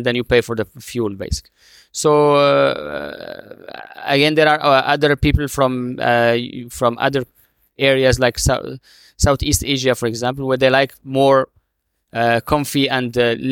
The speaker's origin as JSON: {"language": "English", "country": "Morocco", "moved": "yes", "lives_now": "United Arab Emirates", "said": "my home country. I'm originally from Morocco."}